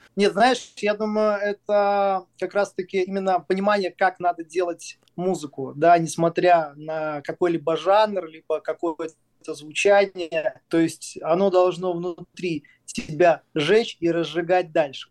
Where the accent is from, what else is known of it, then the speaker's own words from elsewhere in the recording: Smolensk, Smolensk Oblast, Russia; о моем родном городе, о городе Смоленске